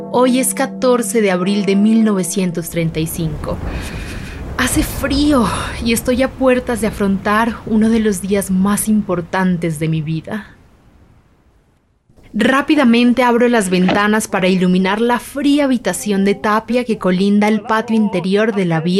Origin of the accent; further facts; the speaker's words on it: Bogotá, Colombia; born there; Esta estatua me recuerda a otra similar ubicada en el Palacio de Nariño en mi ciudad natal, Bogotá.